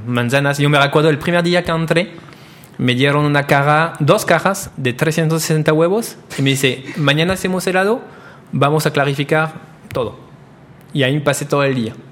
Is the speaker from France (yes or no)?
yes; Roncey, Normandy, France; Spanish is a second language; moved away as an adult; now in Monterrey, Mexico; una de las mejores reposterías en mi pueblo